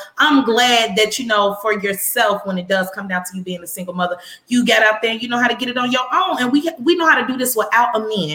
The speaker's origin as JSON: {"language": "English", "town": "Chicago", "region": "Illinois", "country": "United States", "tie": "born or raised there", "moved": "yes", "lives_now": "Houston, United States", "said": "That's my hometown. That's where I'm from."}